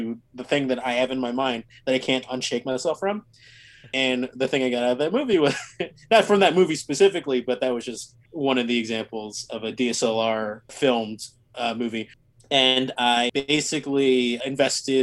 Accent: Cherry Hill, New Jersey, United States; moved away as an adult; also born or lived in Philadelphia, Pennsylvania; now in New York, United States; I grew up in Cherry Hill, New Jersey. So a suburb in South Jersey, not too far from Philadelphia

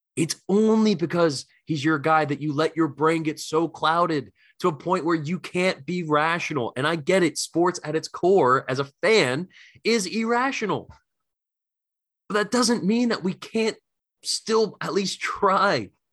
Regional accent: Philadelphia, Pennsylvania, United States; I'm coming from Philly

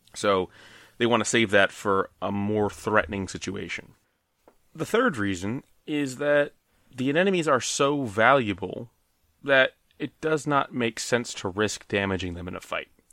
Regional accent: Maryland, United States; we're from Maryland

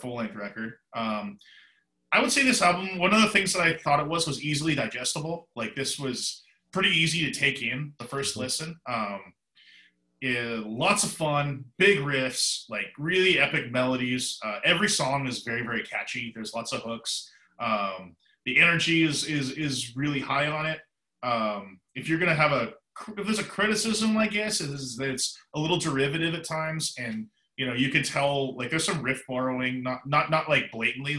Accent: Vancouver, British Columbia, Canada; moved away; a place that I pretty much consider my hometown, Vancouver, British Columbia, Canada. I spent most of my life there

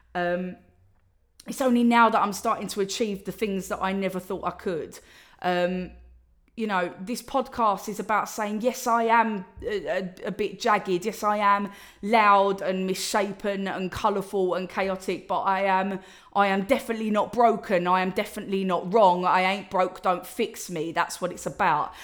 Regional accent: Essex, East of England, United Kingdom; I'm from Essex, and, uh, that's how I talk.

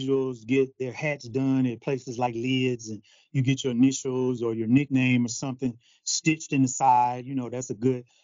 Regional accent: Detroit, Michigan, United States; growing up in Detroit

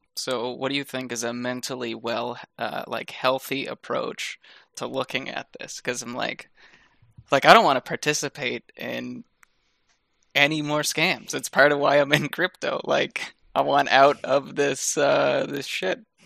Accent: Canada; as a Canadian

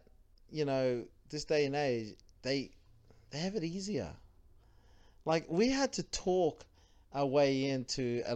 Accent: Woodridge, Queensland, Australia; I'm from Woodridge

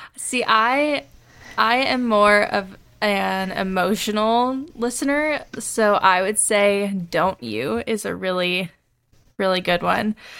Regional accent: the South, United States; we grew up in the South

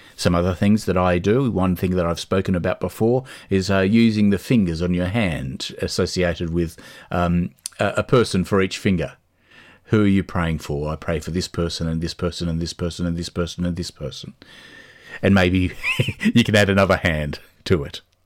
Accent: Australia; moved away as an adult; now in Dublin, Ireland; There are things that we grew up with in Australia that we love and we miss

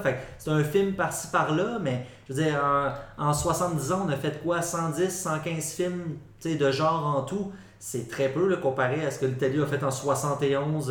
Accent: Quebec, Canada; on est québécois, on a notre culture

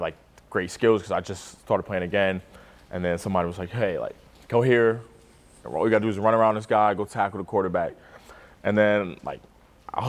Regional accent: New York City, New York, United States; moved away as an adult; now in Nebraska, United States; I'm from Staten Island, New York

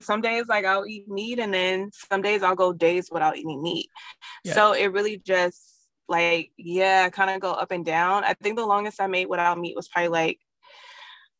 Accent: San Diego, California, United States; also born or lived in Hayward, California; I was born in the Bay, but San Diego raised me.

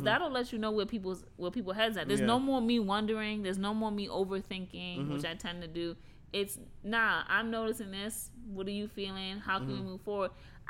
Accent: New York City, New York, United States; moved away as an adult; now in Pennsylvania, United States; growing up in New York

